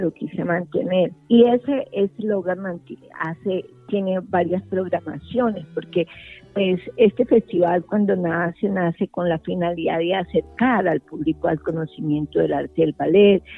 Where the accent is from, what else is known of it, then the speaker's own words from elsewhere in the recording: Cali, Valle del Cauca, Colombia; a nosotros como colombianos y especialmente con caleños